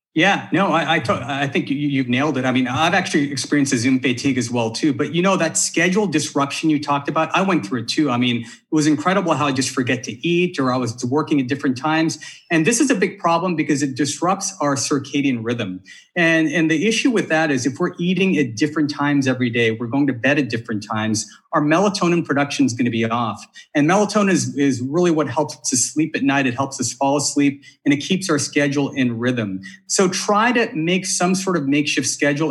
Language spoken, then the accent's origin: English; Bakersfield, California, United States; I did most of my growing up in Bakersfield. My mom's there.